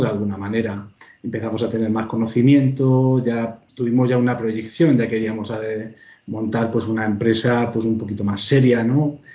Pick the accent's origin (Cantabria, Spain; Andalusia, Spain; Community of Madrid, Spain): Community of Madrid, Spain; Pinto; yo soy de Pinto